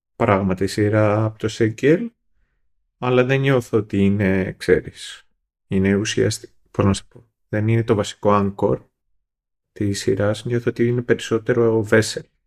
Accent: Greece; εμείς ως Έλληνες

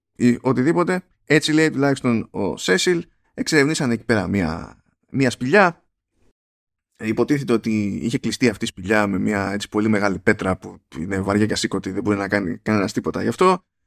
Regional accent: Greece; στα πιο ανατολικά. Πιο, στα μέρη μας

